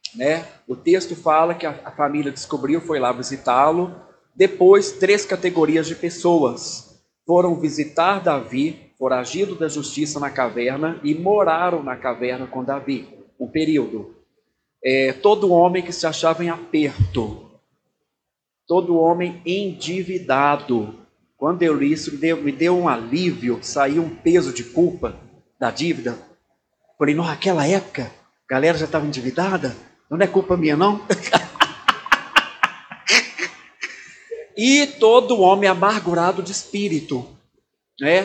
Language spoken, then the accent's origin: Portuguese; Belo Horizonte, Minas Gerais, Brazil; sou de Belo Horizonte, Minas Gerais